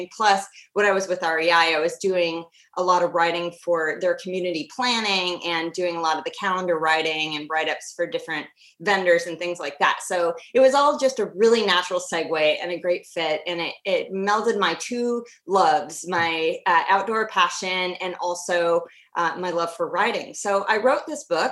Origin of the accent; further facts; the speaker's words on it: Washington, United States; I grew up in the Pacific Northwest, so I'm a third generation Washingtonian